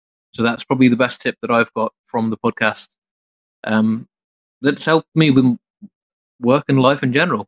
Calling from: United Kingdom; in the UK

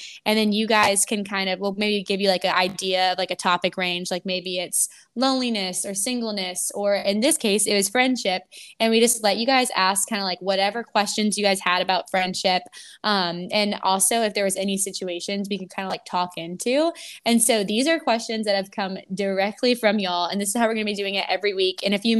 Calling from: Tampa, Florida, United States; But I'm actually podcasting from Tampa, Florida

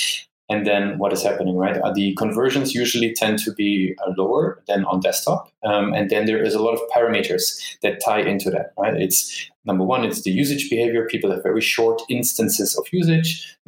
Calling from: Düsseldorf, North Rhine-Westphalia, Germany; also born or lived in Dublin, Ireland; Actually, I'm sitting in a beautiful Düsseldorf, which is in Germany.

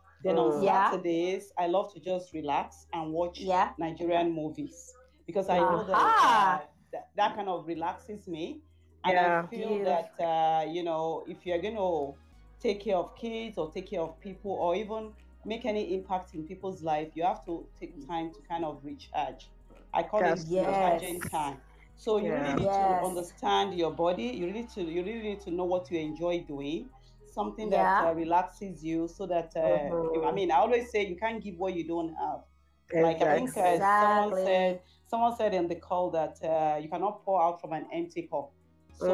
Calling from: Calgary, Alberta, Canada; I'm calling from Calgary. Calgary.

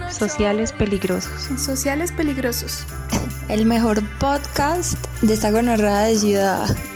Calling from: Mexico; Les mando un pinche besote desde México y nos vemos pronto, cabrones.

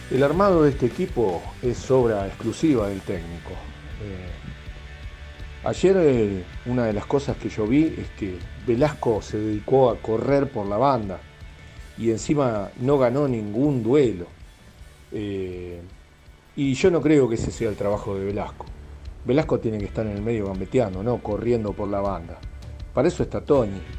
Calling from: Marcos Paz, Buenos Aires Province, Argentina; Hola gente … de Marcos Paz.

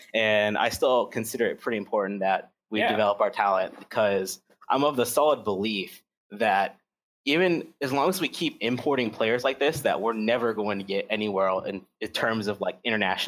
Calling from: Hampton Roads, Virginia, United States; Yeah, I'm doing pretty good. From Hampton Roads, Virginia.

